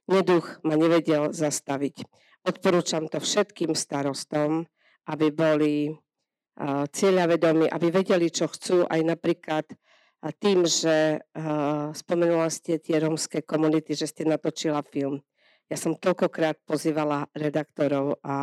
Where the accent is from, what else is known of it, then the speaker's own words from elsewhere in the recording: Tomášovce, Slovakia; u nás v Tomášovciach